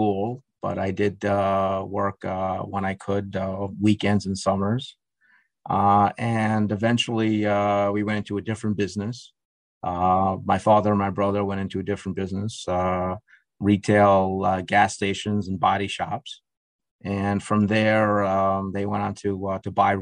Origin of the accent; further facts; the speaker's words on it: New York City, New York, United States; also born or lived in Russia / Israel / Brooklyn; I really grew up in Queens. We moved to Rego Park, and that's where I went to school, grade school, middle school, and high school.